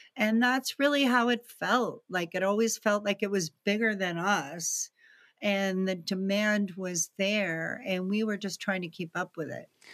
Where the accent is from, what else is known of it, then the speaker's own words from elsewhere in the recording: Greenwich, Connecticut, United States; also born or lived in East Texas; we actually moved to Greenwich, Connecticut, which is outside New York City